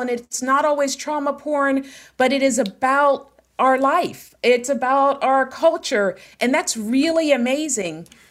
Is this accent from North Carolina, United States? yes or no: no; Pittsburgh, Pennsylvania, United States; I am from Pittsburgh, born and raised